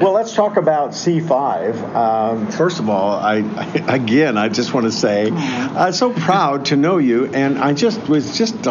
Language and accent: English; Illinois, United States; I'm not from Chicago, I'm from Illinois